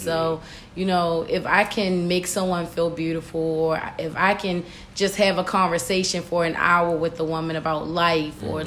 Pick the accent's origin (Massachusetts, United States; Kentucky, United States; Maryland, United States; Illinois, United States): Maryland, United States; Baltimore; I am from Baltimore, Maryland, born and raised in Sedonia